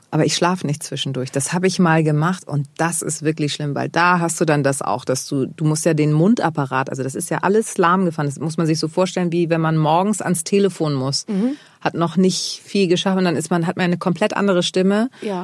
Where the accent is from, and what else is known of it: Germany; born or raised there